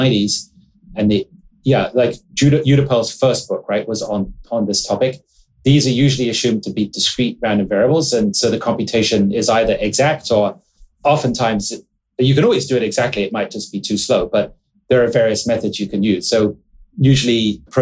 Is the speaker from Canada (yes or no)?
no; England, United Kingdom; I grew up in England.